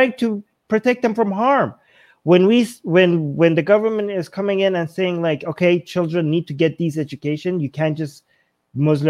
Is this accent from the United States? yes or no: no; Canada; I'm Canadian